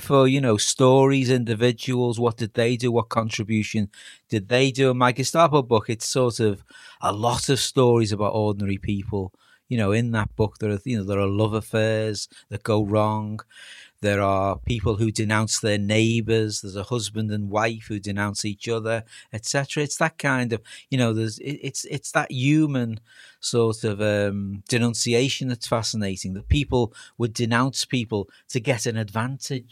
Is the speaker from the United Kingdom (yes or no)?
yes; Liverpool, North West England, United Kingdom; I'm a scouser